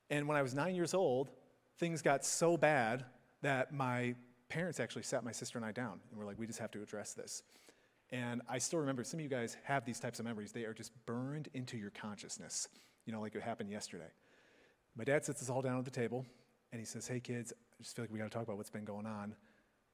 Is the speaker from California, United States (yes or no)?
no; Chicago suburbs, Illinois, United States; moved away; I grew up in the Chicago suburbs